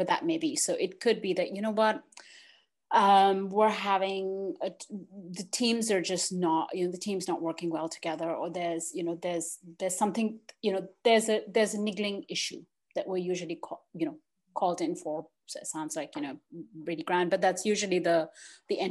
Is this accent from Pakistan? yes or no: yes; Pakistan; moved away; also born or lived in United States / Netherlands / Australia; I was born in Pakistan, I've lived in the US